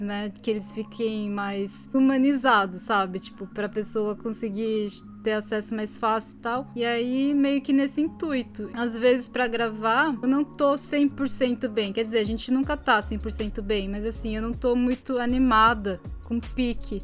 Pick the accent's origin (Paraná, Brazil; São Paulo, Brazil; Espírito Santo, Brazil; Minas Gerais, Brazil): São Paulo, Brazil; São Bernardo do Campo; moved away; Eu sou de São Bernardo do Campo, eu falo porta, portão.